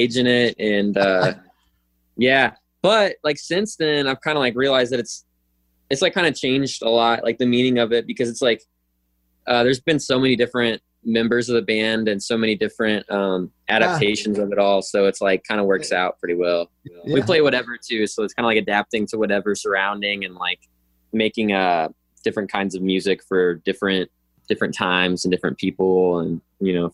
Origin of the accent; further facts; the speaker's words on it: Columbia, Missouri, United States; I'm from Columbia